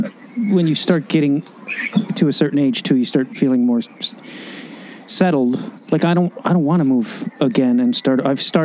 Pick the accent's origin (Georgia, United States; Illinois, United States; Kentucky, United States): Illinois, United States; Chicago; moved away as an adult; also born or lived in New York; now in California, United States; I left Chicago. I grew up in Chicago